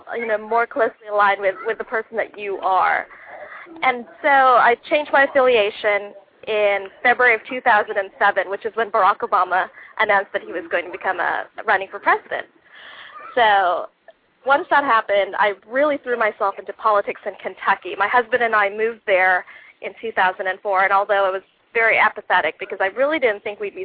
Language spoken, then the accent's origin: English; Philippines; now in United States; I was naturalized, I became a naturalized American citizen when I was 18 years old. I emigrated here with my folks from the Philippines